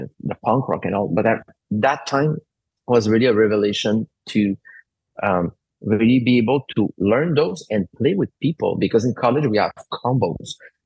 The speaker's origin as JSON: {"language": "English", "town": "Alma", "region": "Quebec", "country": "Canada", "tie": "born or raised there", "said": "I was in my hometown, so it was in Alma"}